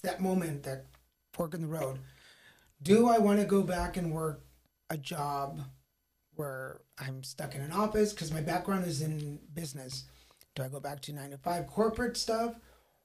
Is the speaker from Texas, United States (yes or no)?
yes; Texas, United States; also born or lived in Monterrey, Mexico; now in California, United States; I'm originally from Monterrey, Mexico. Grew up in Texas. Have been in California for coming on 15 years now